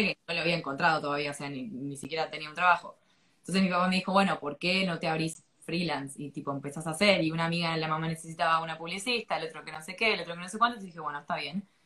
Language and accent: Spanish; Argentina; moved away as an adult; also born or lived in Thailand; me fui a los 22 años de Argentina